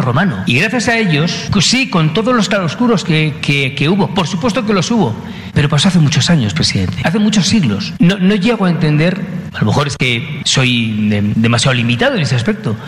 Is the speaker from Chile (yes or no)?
no; Spain; now in Mexico